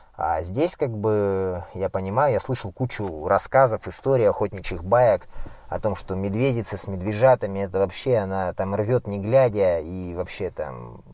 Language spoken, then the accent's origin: Russian; Siberia, Krasnoyarsk Krai, Russia; я родом сам с Красноярского края, Сибири, и жил в деревне